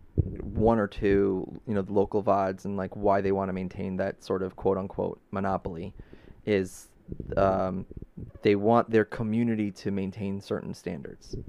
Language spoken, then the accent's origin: English; New York City, New York, United States; now in Long Island, United States; growing up in Brooklyn